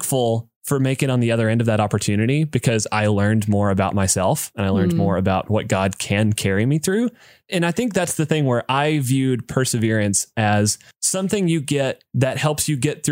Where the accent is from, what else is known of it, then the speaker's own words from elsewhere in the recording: United States; a dude growing up in America